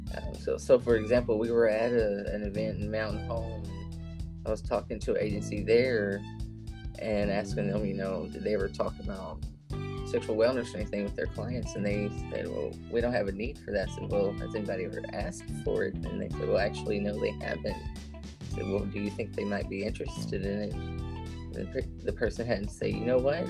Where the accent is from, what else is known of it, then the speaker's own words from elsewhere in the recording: Shreveport, Louisiana, United States; moved away as an adult; also born or lived in Oklahoma / New Orleans; now in Arkansas, United States; I was born in Oklahoma, but I grew up in Louisiana around the Shreveport area.